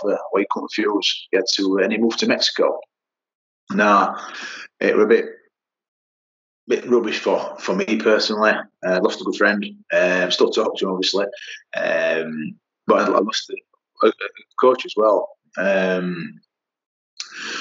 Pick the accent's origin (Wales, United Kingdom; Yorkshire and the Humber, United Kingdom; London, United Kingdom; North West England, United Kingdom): Yorkshire and the Humber, United Kingdom; I'm from Yorkshire